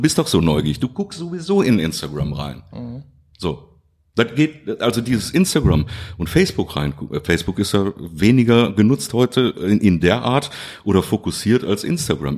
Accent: Duisburg, North Rhine-Westphalia, Germany; moved away as an adult; now in Krefeld, Germany; ich bin da geboren worden in Duisburg-Rheinhausen und ähm, ich habe wirklich in unterschiedlichsten Stadtteilen gelebt

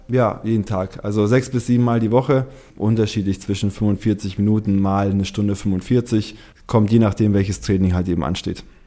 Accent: Munich, Bavaria, Germany; moved away as an adult; also born or lived in Uruguay; now in Hamburg, Germany; ich komme ursprünglich aus München

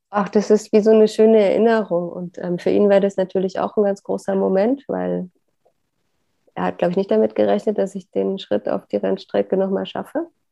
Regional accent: Upper Lusatia, Saxony, Germany; moved away; ich komme aus der Oberlausitz in Sachsen. Das war für mich immer die heile Welt auf diesem Globus

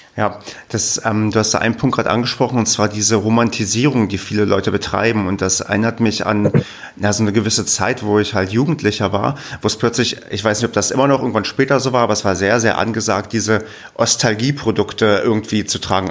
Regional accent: Brandenburg, Germany; moved away as an adult; Ich bin ja gebürtiger Ostdeutscher, bin auch aufgewachsen im Land Brandenburg

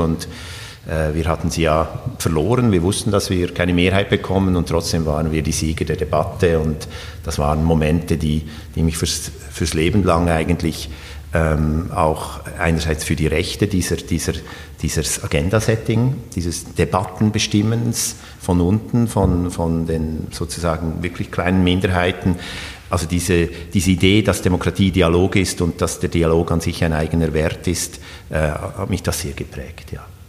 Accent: Switzerland; moved away; also born or lived in Sweden; ich bin ja in der Schweiz aufgewachsen

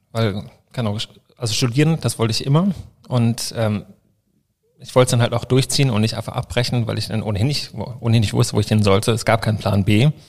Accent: Kiel, Schleswig-Holstein, Germany; born there; now in Cologne, Germany; wohnhaft in Köln, ich bin 36 Jahre alt, ähm, seit sechs Jahren selbstständiger Fashion- Beauty-Fotograf und geboren in Kiel, halber Schwede, väterlicherseits, Mutter Deutsche

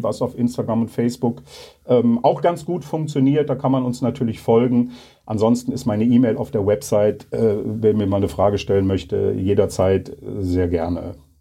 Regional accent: Leverkusen, North Rhine-Westphalia, Germany; in meiner Heimatstadt

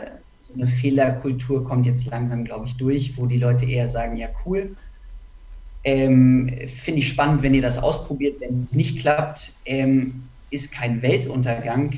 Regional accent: Hanover, Lower Saxony, Germany; moved away as an adult; now in Munich, Germany; ich komme ursprünglich aus Hannover, ähm, bin auch zum Studium äh, nach München gezogen

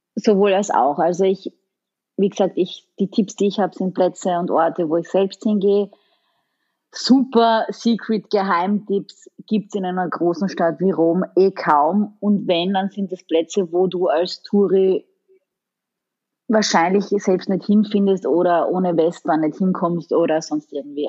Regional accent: Styria, Austria; accent: Styrian; now in Italy; mein Steirisch muss immer wieder raus

